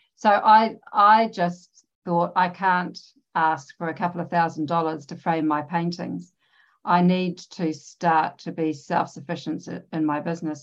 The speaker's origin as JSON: {"language": "English", "country": "New Zealand", "said": "I'm from New Zealand. I live in New Zealand"}